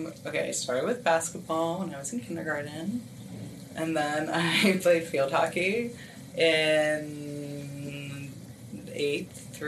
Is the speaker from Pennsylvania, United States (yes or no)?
yes; Harrisburg, Pennsylvania, United States; In like the Harrisburg area of Pennsylvania.